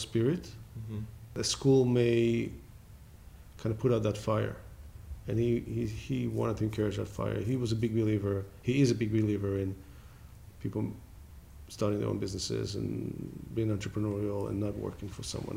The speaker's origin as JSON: {"language": "English", "country": "Israel", "tie": "born or raised there", "also_born_or_lived": "Los Angeles", "moved": "as an adult", "lives_now": "United States", "said": "I was born in Israel."}